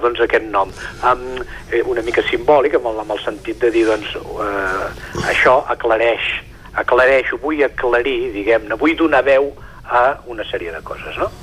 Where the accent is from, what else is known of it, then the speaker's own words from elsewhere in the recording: Sant Feliu de Codines, Catalonia, Spain; és el que jo conec, és, des d'on sóc fill